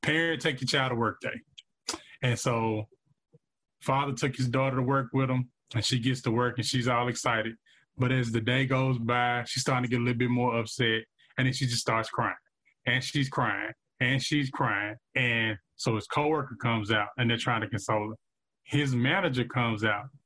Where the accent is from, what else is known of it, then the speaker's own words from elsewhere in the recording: Vicksburg, Mississippi, United States; I grew up in Vicksburg, Mississippi, product of the Vicksburg One School District public education system